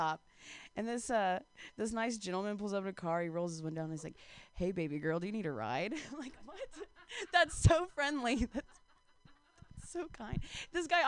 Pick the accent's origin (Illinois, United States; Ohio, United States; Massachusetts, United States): Ohio, United States; I'm from Ohio